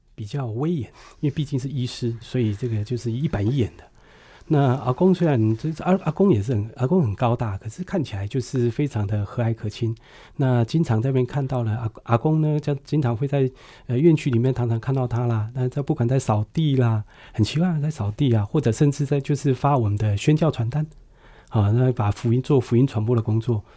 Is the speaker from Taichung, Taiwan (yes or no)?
no; Puli, Nantou County, Taiwan; 我家就在普里基督教医院的旁边，所以从小就在那边打棒球啊，还有这边玩耍